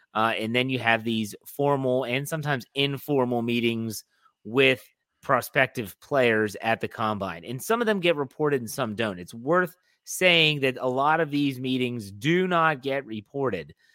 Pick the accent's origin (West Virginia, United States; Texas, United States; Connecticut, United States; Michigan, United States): West Virginia, United States; I'm from West Virginia, I can talk like